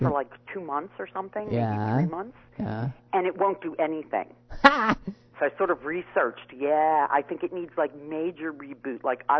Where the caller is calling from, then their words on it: Squirrel Hill, Pennsylvania, United States; I'm calling from Squirrel Hill.